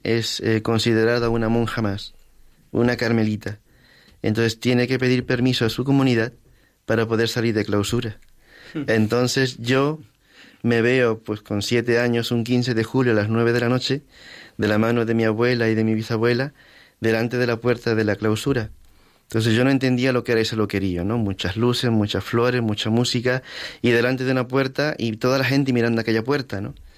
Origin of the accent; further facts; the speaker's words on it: Lima, Peru; moved away as an adult; now in Madrid, Spain; en Lima, en mi ciudad